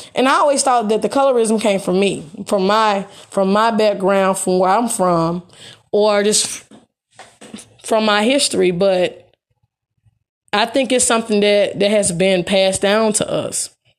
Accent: Memphis, Tennessee, United States; growing up in Hirsch Village

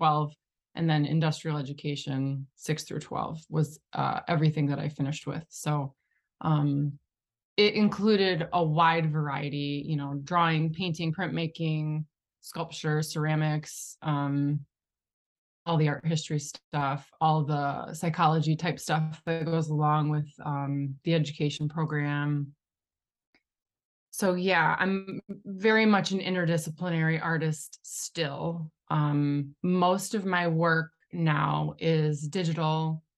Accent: Shelby Township, Michigan, United States; I grew up in Shelby Township, which is Metro Detroit area.

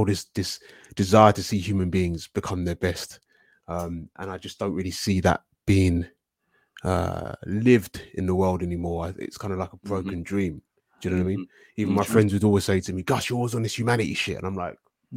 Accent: London, United Kingdom; I'm from London, southeast London.

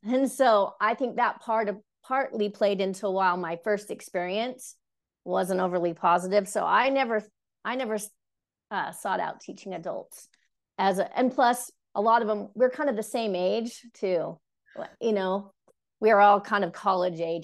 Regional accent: Cache Valley, Utah, United States; I was born here in Utah, so I'm raised here up in Cache Valley specifically

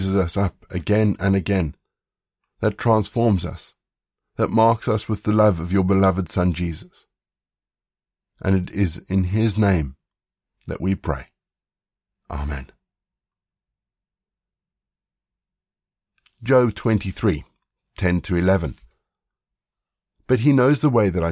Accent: South Africa; growing up in South Africa

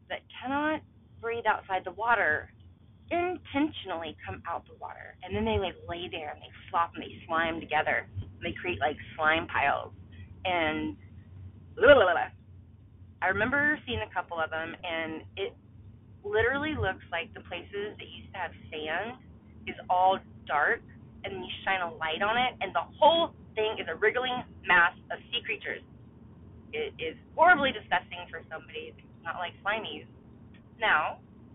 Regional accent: Mobile Bay, Alabama, United States; I grew up on Mobile Bay, literally, that was my backyard

